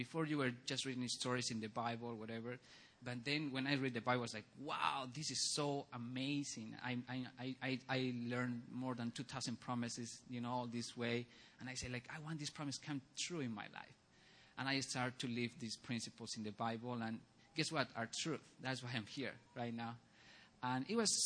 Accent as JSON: {"language": "English", "country": "Bolivia", "tie": "born or raised there", "moved": "yes", "said": "I grew up in Bolivia"}